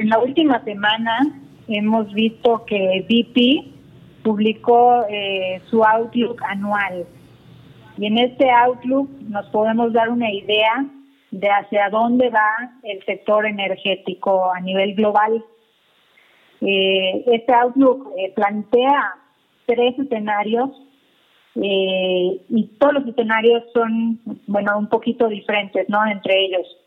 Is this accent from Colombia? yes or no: no; Mérida, Yucatán, Mexico; now in Mexico City, Mexico; Ah, mira, mi tierra.